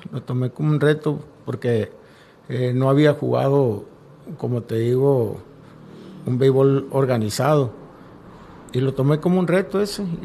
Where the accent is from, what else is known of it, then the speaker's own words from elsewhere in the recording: Campo 9, Sonora, Mexico; now in Navojoa, Mexico; soy originario del Campo 9, municipio de Chojoa. Eh, mi infancia y, mi juventud la viví por allá, pero ya con el deporte me tuve que venir a, aquí a radicar a Navajo.